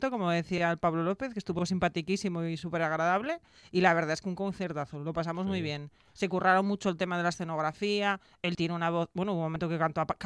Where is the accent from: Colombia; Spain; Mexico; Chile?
Spain; Gijón, Asturias; soy de Gijón